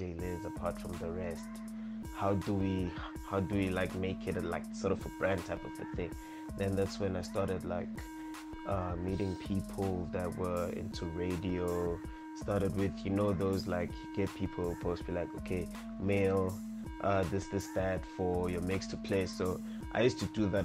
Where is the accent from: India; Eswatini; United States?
Eswatini; Manzini; moved away as an adult; originally from Manzini, Swaziland. I'm originally from Manzini Extension 7